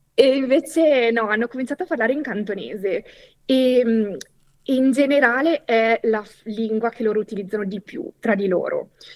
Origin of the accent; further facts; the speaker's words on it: Italy; first language Italian; io sono nata in Italia, sono monolingua, par- cioè ho parlato italiano fino a una certa età